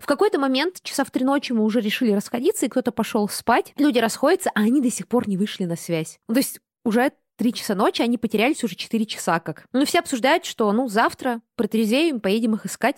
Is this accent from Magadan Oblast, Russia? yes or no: no; Buryatia, Russia; я выросла в Бурятии, я выросла в буддийской семье